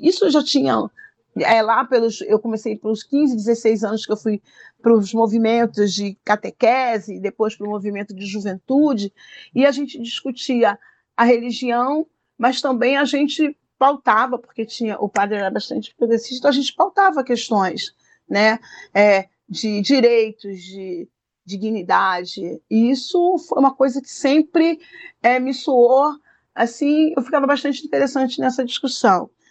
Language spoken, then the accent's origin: Portuguese; Rio de Janeiro, Brazil; eu cresci no Morro da Coroa